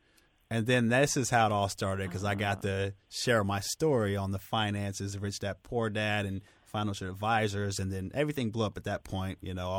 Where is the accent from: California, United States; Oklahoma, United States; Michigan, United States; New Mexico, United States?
Oklahoma, United States; Norman; born or raised there